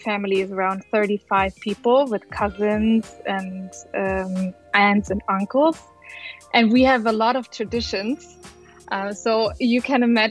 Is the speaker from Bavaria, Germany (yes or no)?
yes; near Munich, Bavaria, Germany; I'm originally from Bavaria, near Munich. I grew up near Munich